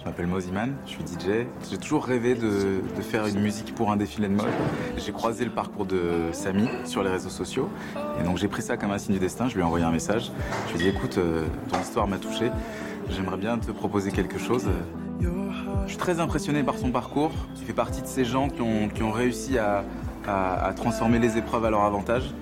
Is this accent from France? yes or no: no; Lebanon; moved away as an adult; also born or lived in Liberia; Partir au Liban avec la guerre civile